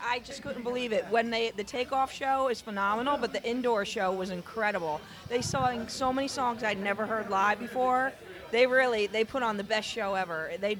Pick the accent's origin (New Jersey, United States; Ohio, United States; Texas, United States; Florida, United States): New Jersey, United States; Sparta; Sparta, New Jersey.